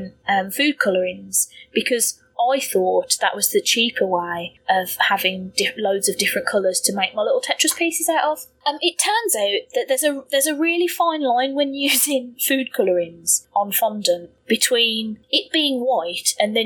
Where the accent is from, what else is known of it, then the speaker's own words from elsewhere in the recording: United Kingdom; being British